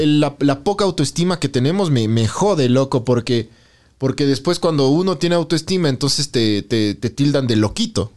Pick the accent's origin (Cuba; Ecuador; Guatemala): Ecuador; mi querido Ecuador